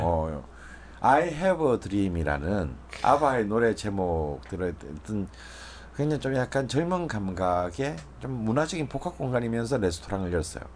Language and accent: Korean; Busan, South Korea; moved away; 저희 고향 부산에